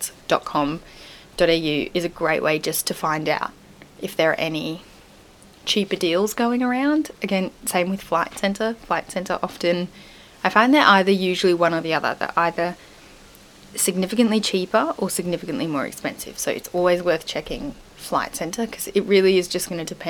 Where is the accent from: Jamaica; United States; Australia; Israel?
Australia; as an Australian